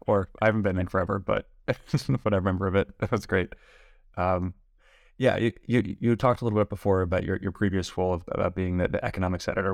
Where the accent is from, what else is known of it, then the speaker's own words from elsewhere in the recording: Los Angeles, California, United States; I was born and raised in Los Angeles